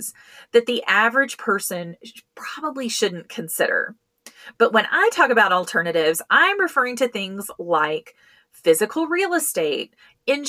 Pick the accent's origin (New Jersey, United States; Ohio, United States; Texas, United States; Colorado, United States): Colorado, United States; I manage several plans for companies here in my home state of Colorado.